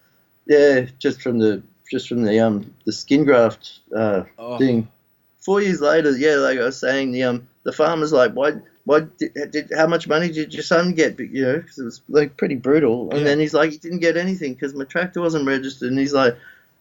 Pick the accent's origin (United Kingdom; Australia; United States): Australia